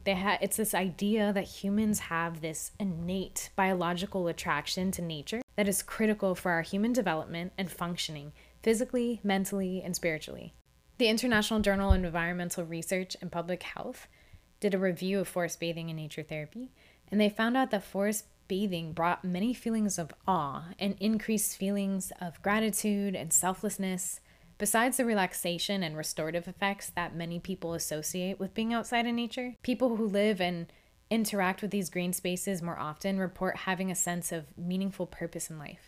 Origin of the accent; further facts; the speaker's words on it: Florida, United States; I grew up in Florida and I spent a lot of my childhood at the beach